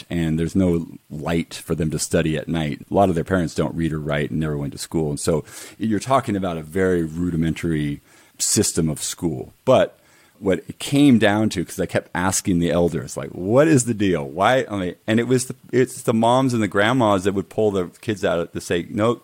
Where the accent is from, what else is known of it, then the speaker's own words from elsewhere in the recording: United States; being an American